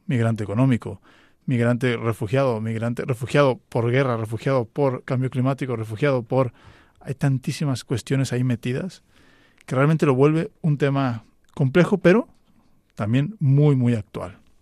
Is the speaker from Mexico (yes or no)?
yes; Mexico; En México en concreto, de donde yo soy